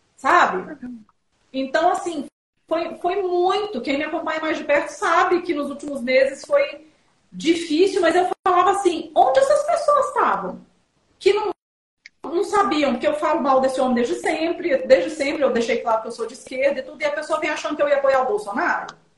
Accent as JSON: {"language": "Portuguese", "town": "Belo Horizonte", "region": "Minas Gerais", "country": "Brazil", "also_born_or_lived": "São Paulo / abroad", "moved": "yes", "lives_now": "Vinhedo, Brazil", "said": "eu sou de Belo Horizonte, né? mas eu moro em São Paulo desde 2001, mas agora eu estou em Vinhedo. E eu morei três anos no exterior."}